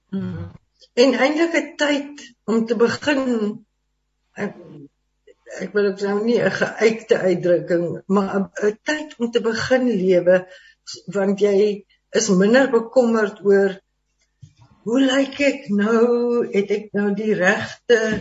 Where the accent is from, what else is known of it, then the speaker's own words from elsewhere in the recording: Stellenbosch, Western Cape, South Africa; also born or lived in Johannesburg; ek is ook van Stellenbosch en nog dit in Via was nog nie daar nie, maar ek is daar gebore